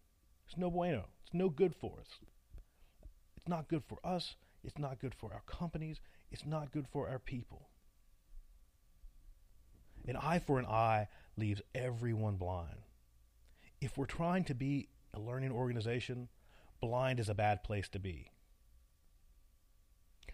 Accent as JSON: {"language": "English", "region": "Appalachia", "country": "United States", "accent": "Appalachian", "said": "my wonderful Appalachian accent"}